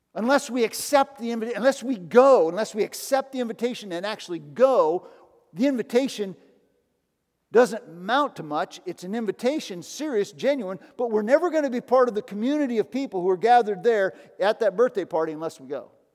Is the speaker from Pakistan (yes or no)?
no; United States; I grew up in the United States